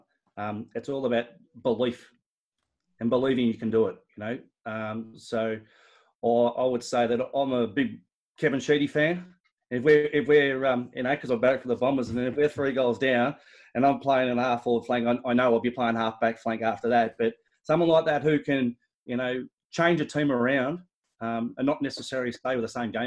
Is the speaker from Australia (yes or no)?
yes; Mulgrave, Victoria, Australia; I grew up in Mulgrave